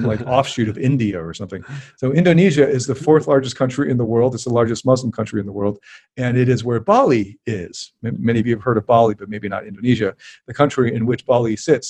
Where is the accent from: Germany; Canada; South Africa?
Canada; I'm Canadian